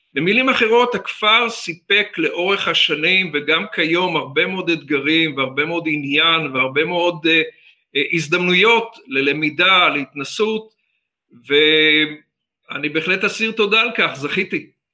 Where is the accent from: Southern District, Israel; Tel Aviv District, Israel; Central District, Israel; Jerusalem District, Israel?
Central District, Israel; Kfar Bin Nun; also born or lived in Safed; בצפת, בגיל ארבע הגעתי לכפר, כפר בן נון היה אז יישוב ספר על הגבול עם ירדן